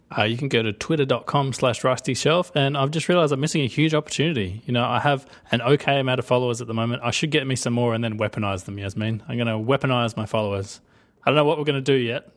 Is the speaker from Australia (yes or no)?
yes; Australia; I'm Australian.